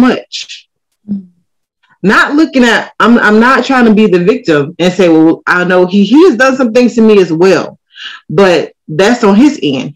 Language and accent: English; United States; I'm American